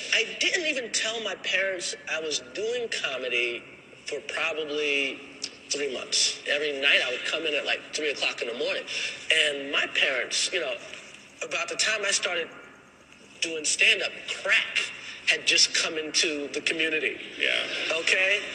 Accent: New York City, New York, United States; I was from Bed Stuy

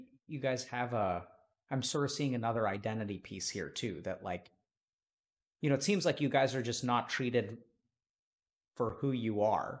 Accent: East Texas, United States; I grew up in East Texas and I'm brown

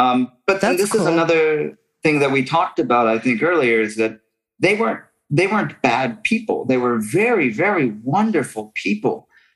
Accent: Pinedale, Wyoming, United States; born or raised there; also born or lived in Denver, Colorado; now in Japan

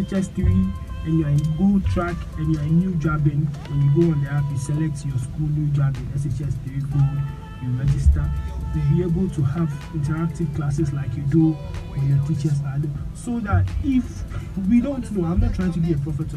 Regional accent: Ghana; I grew up in Butakari

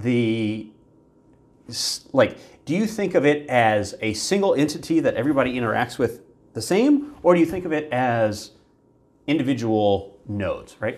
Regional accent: Virginia, United States; I grew up in Virginia

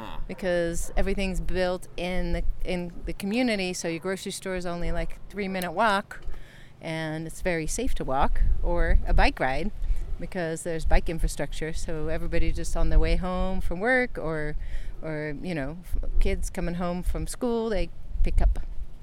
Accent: Netherlands; moved away; also born or lived in Reno, United States; I'm from the Netherlands.

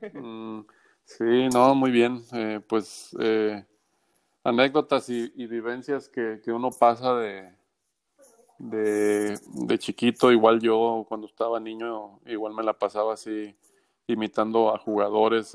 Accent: Guadalajara, Jalisco, Mexico; moved away as an adult; now in Hermosillo, Mexico; soy mexicano, yo nací en Guadalajara eh, en el año de 1978 jugué toda mi vida, de, niño, de joven, eh, cuando estudiaba en la Universidad de Guadalajara también

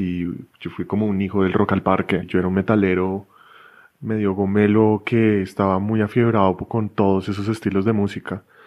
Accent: Bogotá, Colombia; Yo crecí en Bogotá

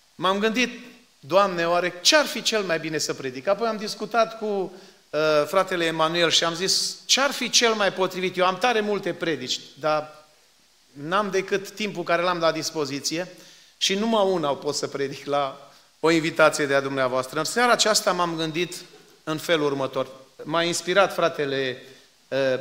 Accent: Suciu de Jos, Maramureș County, Romania; now in Phoenix, United States; acolo am crescut și nu îmi pare rău că am crescut acolo

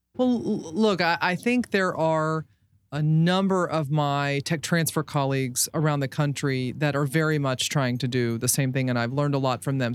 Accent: Baltimore, Maryland, United States; I was from Baltimore

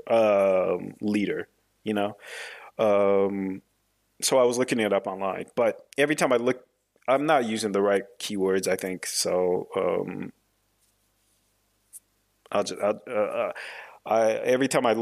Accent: Washington, United States; now in Normandy, France; I live in France now. I live in Normandy, but I am from America. I was born in Washington State.

